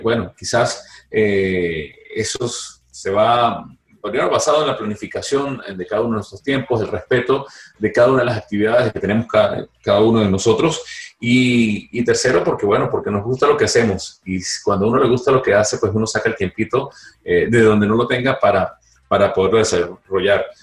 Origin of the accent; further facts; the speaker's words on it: Venezuela; moved away; los tres somos venezolanos, los tres dejamos el país